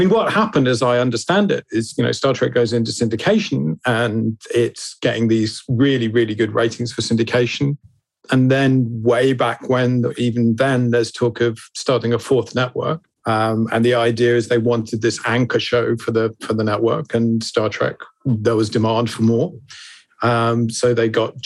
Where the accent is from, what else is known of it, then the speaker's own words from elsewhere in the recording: England, United Kingdom; Being English, we had to wait for the VHS release